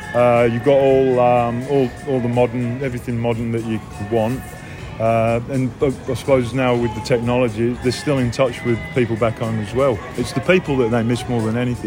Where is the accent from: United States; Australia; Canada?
Australia; Perth, Western Australia; also born or lived in London; being growing up in Perth